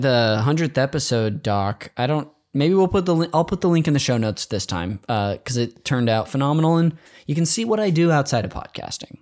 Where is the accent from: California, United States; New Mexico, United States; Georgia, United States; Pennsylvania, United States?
California, United States; Bay Area; I grew up near the Bay Area